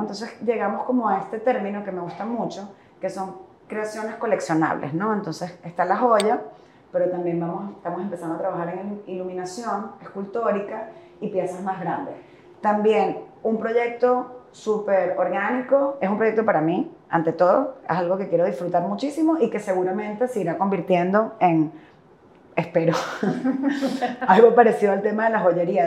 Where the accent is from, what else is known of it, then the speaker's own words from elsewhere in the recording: Caracas, Capital District, Venezuela; also born or lived in Puerto La Cruz, Anzoátegui, Venezuela; yo nací en Caracas, pero todo el bachillerato lo hice en, Puerto La Cruz